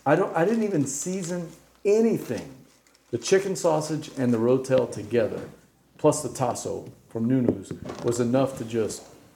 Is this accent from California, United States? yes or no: no; Evangeline Parish, Louisiana, United States; I'm from Evangel Parish, man.